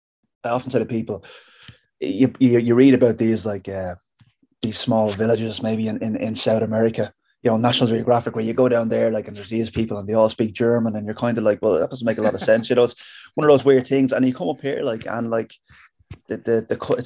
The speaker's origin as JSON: {"language": "English", "town": "Dublin", "region": "Leinster", "country": "Ireland", "tie": "born or raised there", "moved": "as an adult", "lives_now": "Castleblaney, Ireland", "said": "I was born and raised in Dublin"}